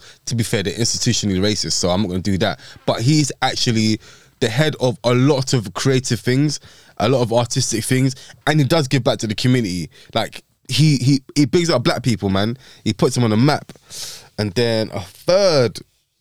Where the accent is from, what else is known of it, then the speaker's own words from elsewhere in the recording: London, United Kingdom; I grew up in Hackney